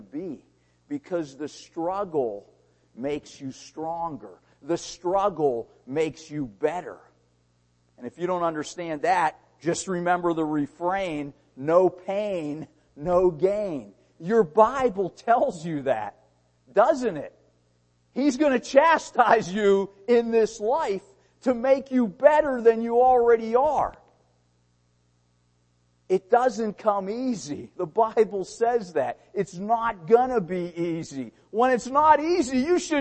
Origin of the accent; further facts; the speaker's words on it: Pittsburgh, Pennsylvania, United States; I was born in Pittsburgh, Pennsylvania.